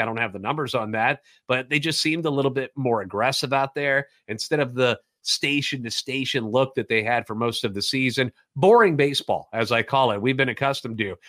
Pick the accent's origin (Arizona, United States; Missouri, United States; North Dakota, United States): Missouri, United States; the Lou; Born and raised in the Louvre and a lifetime Cardinals fan